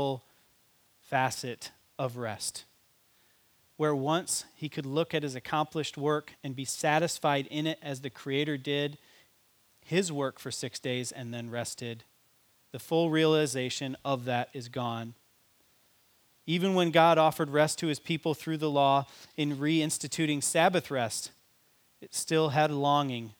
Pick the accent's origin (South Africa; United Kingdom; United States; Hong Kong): United States; as an American